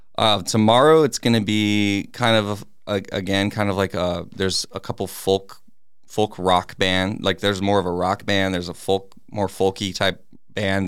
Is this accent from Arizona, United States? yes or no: yes; Peoria, Arizona, United States; also born or lived in Phoenix, Arizona / Glendale, Arizona; I was born in Phoenix, and then um, my family lived mostly in Glendale and Peoria, kind of just you know between those two areas, like a little bit in Glendale, and then mostly pretty much I grew up in the the right behind Skyview Elementary